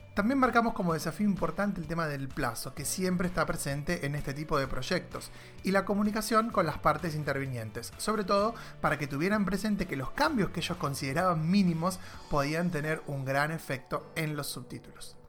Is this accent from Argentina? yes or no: yes; Argentina; para nosotros como argentinos